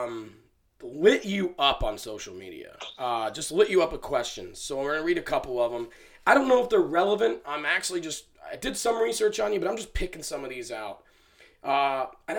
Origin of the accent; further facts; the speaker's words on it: Camden County, Georgia, United States; I'm from Camden